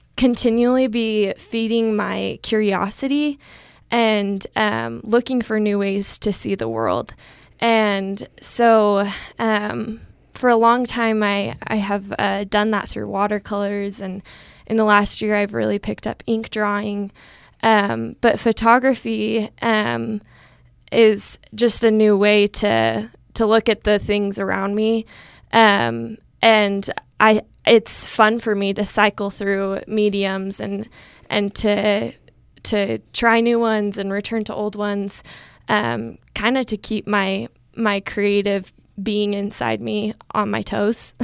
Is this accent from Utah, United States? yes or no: yes; Riverton, Utah, United States; also born or lived in Logan, Utah; I'm from Riverton, Utah